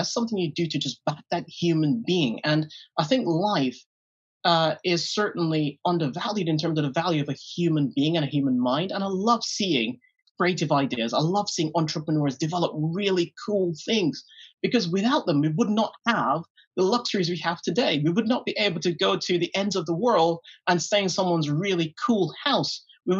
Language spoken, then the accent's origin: English; Jean Hill, British Virgin Islands; I grew up in Jean Hill in the British Virgin Islands.